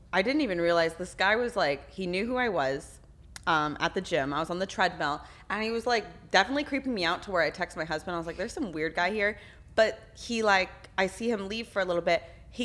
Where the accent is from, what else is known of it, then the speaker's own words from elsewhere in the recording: Texas, United States; I'm from Texas, so I don't.